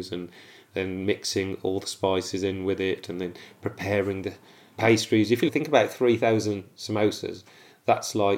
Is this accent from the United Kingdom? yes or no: yes; Wolverhampton, West Midlands, United Kingdom; I'm born and bred in Wolverhampton, live here with my family.